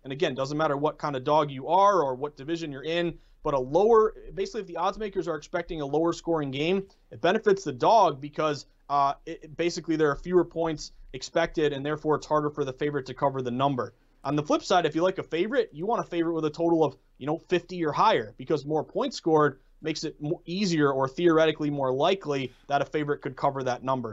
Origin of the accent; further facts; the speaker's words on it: New England, United States; I'm from New England